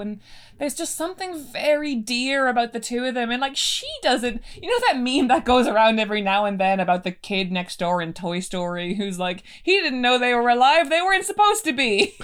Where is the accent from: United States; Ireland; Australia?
Ireland; now in London, United Kingdom; growing up in Ireland